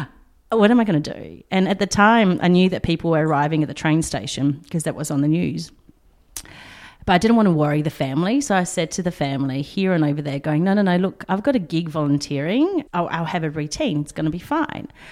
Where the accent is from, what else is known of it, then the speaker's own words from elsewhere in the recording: Poland; now in Australia; I was born in Poland